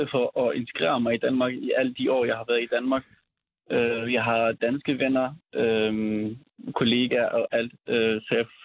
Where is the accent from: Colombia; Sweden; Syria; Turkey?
Syria; moved away as an adult; now in Denmark; vi er født og opvokset i Syrien, og og vi har været der indtil altså, øhm, hmm. meget spontant, vi skulle flygte